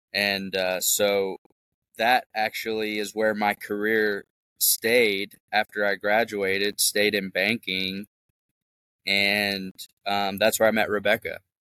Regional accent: Memphis, Tennessee, United States; I'm from Memphis, Tennessee, uh, born and raised, and um, moved out to the suburbs.

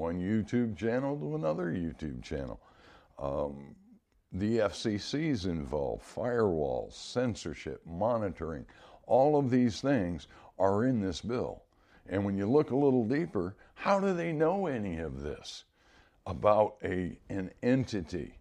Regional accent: United States; as an American citizen

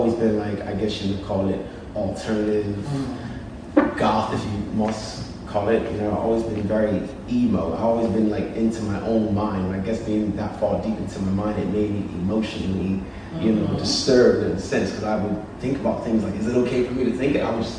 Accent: United Kingdom; In the UK.

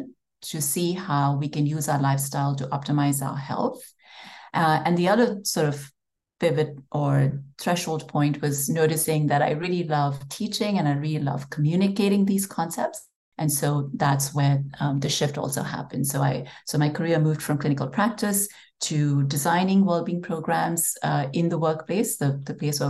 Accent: India; moved away as an adult; So I grew up in India

